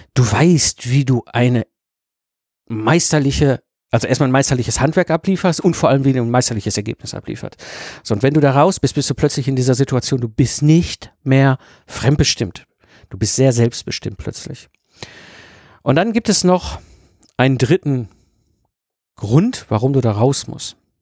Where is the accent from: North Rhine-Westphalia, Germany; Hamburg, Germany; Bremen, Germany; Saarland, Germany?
North Rhine-Westphalia, Germany; Ruhr area; ich bin ein Kind des Ruhrpots, ich bin zwischen Kohle und Stahl groß geworden